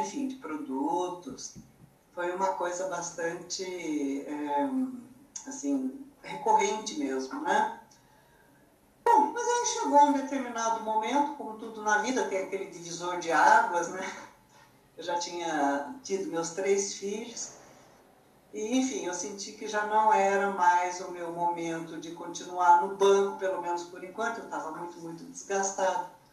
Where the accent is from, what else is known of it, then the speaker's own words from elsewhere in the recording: São José dos Campos, São Paulo, Brazil; moved away as an adult; now in São Paulo, Brazil; sou natural do interior de São Paulo, uma cidade que hoje é bem grande, já chama São José dos Campos, e atualmente moro em São Paulo, capital.